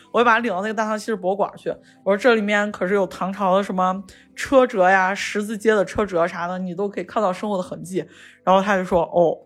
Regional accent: Shaanxi, China; accent: Shaanxi; 说的是陕西话，就是我们陕西这边口音

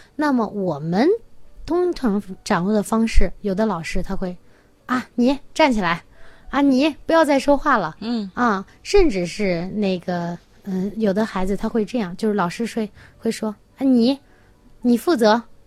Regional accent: China; 就是我们中国人会有一个，呃，很有意思的，嗯，那个老话哈

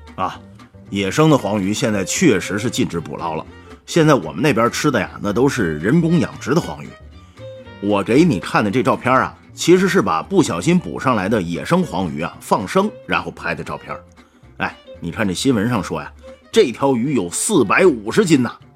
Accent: Heilongjiang, China; 这鱼就是我老家黑龙江产的

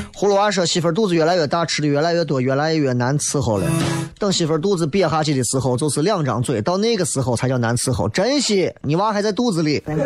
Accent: Kaifeng, Henan, China; 那是开封嘞

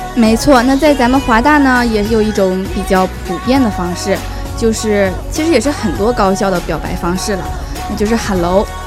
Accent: Northeast China, China; moved away as an adult; 因为我家是东北的嘛

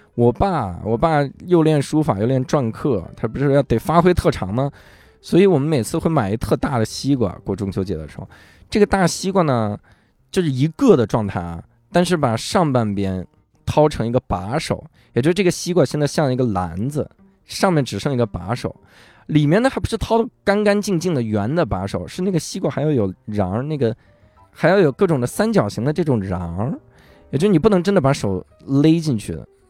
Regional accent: Wuhai, Inner Mongolia, China; moved away as an adult; also born or lived in Hangzhou; now in Beijing, China; 我老家，就是相当于我小时候在内蒙乌海长大

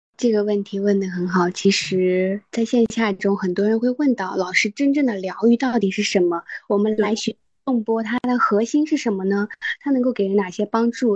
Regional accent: Qinghai, China; 我从小是在青海长大，接触雪山、草原、沙漠这些大自然会比较多

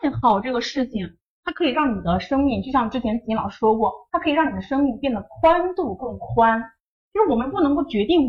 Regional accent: North China, China; 就像以前可能我家里面人嘛，就觉得因为我们是北方人，所以就是啊，我觉得女孩子你就应该去多做些家务啊。

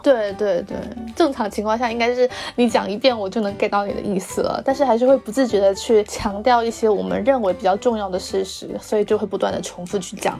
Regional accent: southern China, China; accent: southern; 我们两个的知识会有很明显的南方的腔调

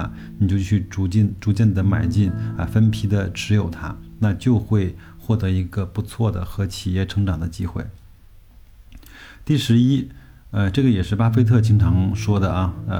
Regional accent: China; 但是我们中国人呢，经常会去选择跟这个交警。

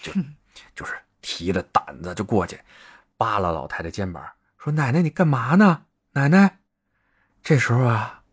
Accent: Beijing, China; accent: Beijing dialect; 我们北京人就说“法讽”字

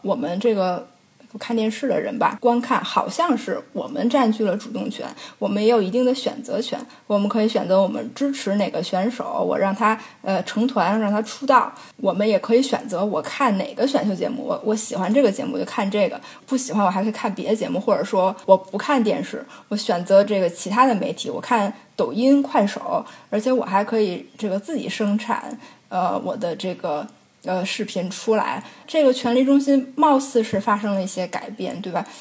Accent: China; moved away; 我们中国人

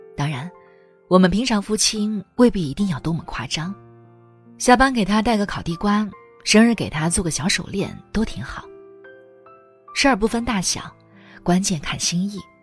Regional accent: China; 我们中国人

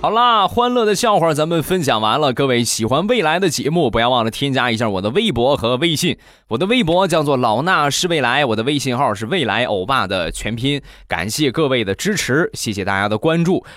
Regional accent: Rizhao, Shandong, China; 就是我们山东的日照，也就是我的家乡

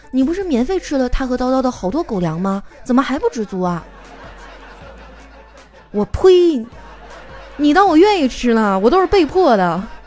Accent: Northeast China, China; now in Shanghai, China; 身为一个东北人啊，我还是很喜欢我家乡的文化的

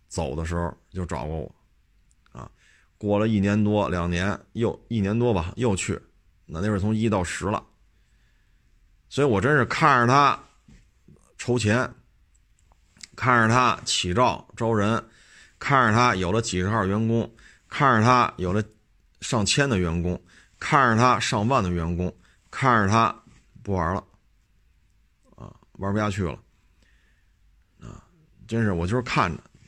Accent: Beijing, China; 生在石景山，长在石景山，石景山很小，原来是城八区，现在要城六区，因为宣武重文没了

